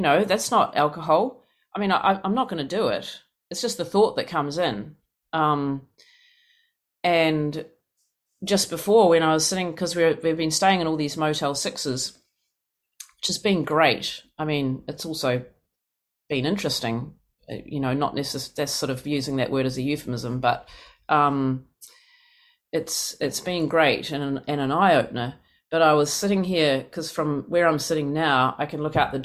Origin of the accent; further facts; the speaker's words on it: New Zealand; moved away as an adult; now in United States; I come from New Zealand. It's this country of 5 million